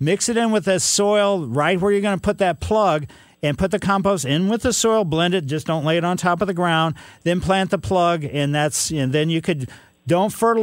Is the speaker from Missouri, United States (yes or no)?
yes; Ellisville, Missouri, United States; I happened to drive down the street I grew up on Maple Lane in Ellisville